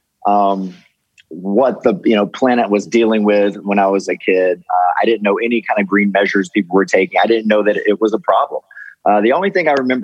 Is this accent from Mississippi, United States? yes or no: yes; Ellisville, Mississippi, United States; also born or lived in Laurel, Mississippi; I actually grew up in a place called Ellisville, Mississippi